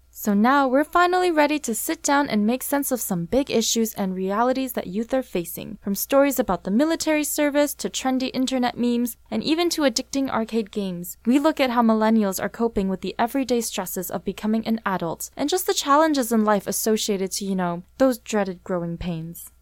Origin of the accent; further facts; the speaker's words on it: Vancouver, British Columbia, Canada; I was born and raised here in Vancouver